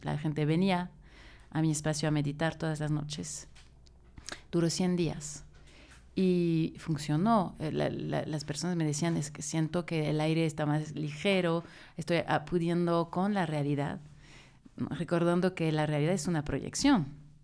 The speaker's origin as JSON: {"language": "Spanish", "country": "France", "moved": "yes", "lives_now": "Mexico City, Mexico", "said": "Soy francesa, es importante, es mi, raíz"}